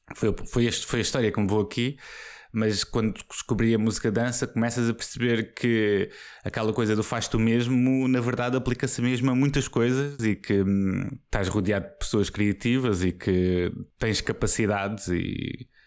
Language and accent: Portuguese; Póvoa de Santa Iria, Lisbon, Portugal; Eu cresci na Póvoa de Santiria